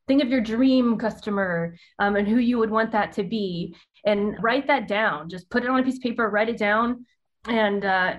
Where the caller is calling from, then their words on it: Dallas, Texas, United States; I am in Dallas. I say some words very country-like.